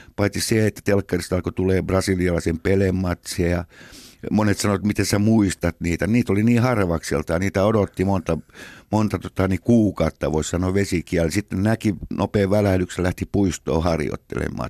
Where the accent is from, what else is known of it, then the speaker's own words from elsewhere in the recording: Helsinki, Uusimaa, Finland; Sitten he muuttivat äidin kanssa totani, niin Helsinkiin ja siellä me synnyttiin Munkkiniemessä 57